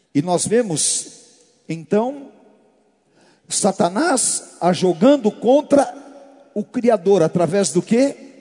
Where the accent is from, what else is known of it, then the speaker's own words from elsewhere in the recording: Brazil; Nós, como brasileiros, nós temos uma mixigenação muito grande